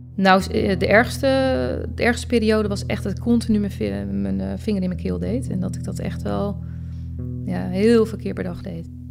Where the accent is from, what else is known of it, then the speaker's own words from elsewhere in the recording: Het Gooi, North Holland, Netherlands; En ik kom zelf uit Gooi